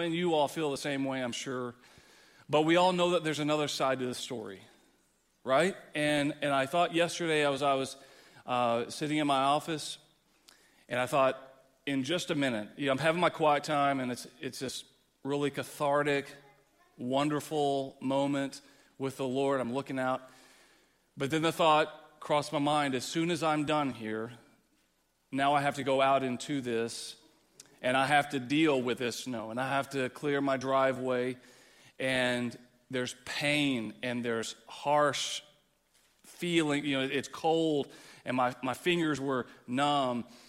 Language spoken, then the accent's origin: English; Texas, United States; now in East Moline, United States; growing up, growing up in Texas